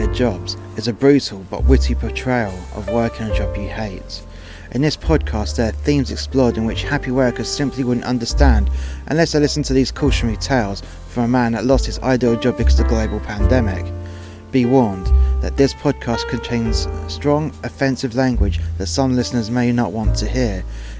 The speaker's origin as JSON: {"language": "English", "region": "England", "country": "United Kingdom", "lives_now": "Wales", "said": "I'm English and I cannot read Welsh, and that's a bit difficult living in Wales"}